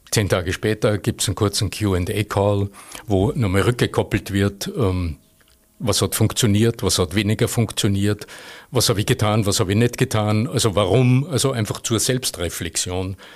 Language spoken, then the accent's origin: German; Vöcklabruck, Upper Austria, Austria; accent: Upper Austrian; aus meinem, meinem oberösterreichischen Idiom. Ne? Ich komme aus Vöcklerbruck, wo man halt so redet